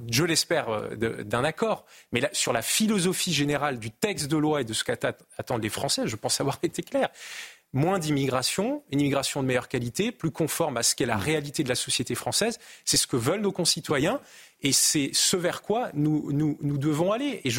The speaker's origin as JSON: {"language": "French", "country": "France", "said": "oui, bien sûr. Moi aussi, je suis français."}